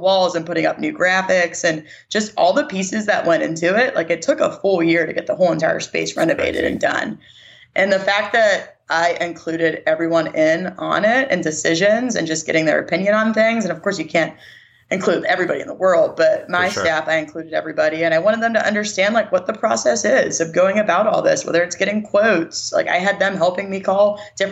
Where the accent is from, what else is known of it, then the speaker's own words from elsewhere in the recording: Pittsburgh, Pennsylvania, United States; moved away as an adult; also born or lived in West Virginia / South Carolina; now in Mississippi, United States; I'm from Pittsburgh and that's where my family is. And I grew up there